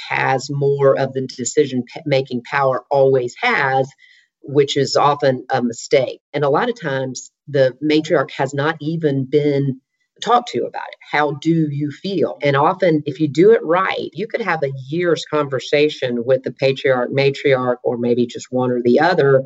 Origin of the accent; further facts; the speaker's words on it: Alabama, United States; moved away as an adult; also born or lived in Nashville, Tennessee; now in Atlanta, United States; I am from Alabama